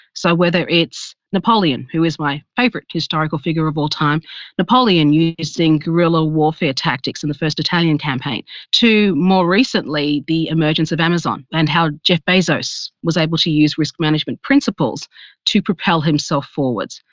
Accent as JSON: {"language": "English", "country": "Australia", "said": "I am from Australia"}